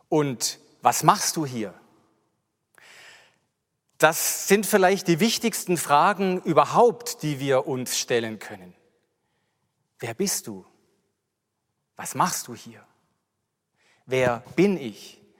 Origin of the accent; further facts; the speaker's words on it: Mühlhausen an der Enz, Baden-Württemberg, Germany; ich bin 53 Jahre alt, ich bin aufgewachsen in Mühlhausen an der Enz, ich hatte noch drei Geschwister